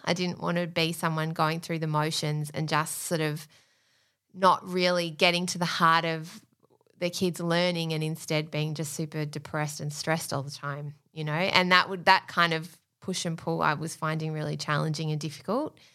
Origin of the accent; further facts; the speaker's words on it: Australia; we're Australian